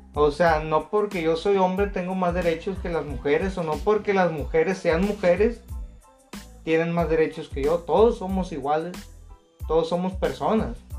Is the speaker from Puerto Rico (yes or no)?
no; Mexico; also born or lived in Culiacán, Sinaloa; los millones que somos de mexicanos